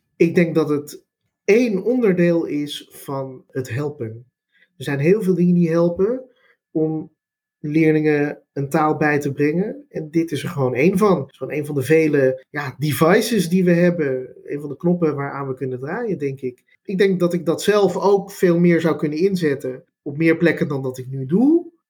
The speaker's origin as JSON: {"language": "Dutch", "town": "Amsterdam", "region": "North Holland", "country": "Netherlands", "first_language": "Dutch", "said": "Ik kom zelf uit Amsterdam, Amsterdam-Oost"}